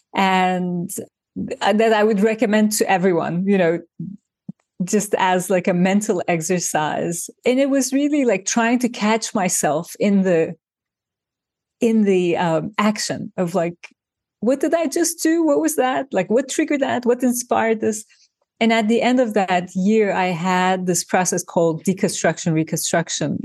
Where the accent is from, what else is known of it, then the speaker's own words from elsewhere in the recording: Turkey; now in New York, United States; I grew up in Turkey